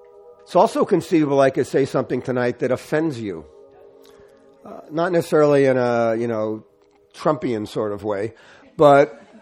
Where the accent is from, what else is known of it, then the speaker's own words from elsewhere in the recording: Newark, New Jersey, United States; moved away as an adult; I grew up in Newark, New Jersey